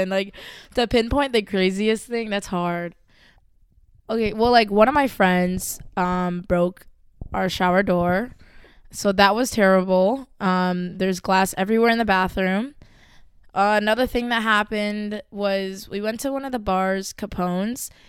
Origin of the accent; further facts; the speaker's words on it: Fishers, Indiana, United States; I'm 21 and thriving. I'm from Fishers, Indiana, actually.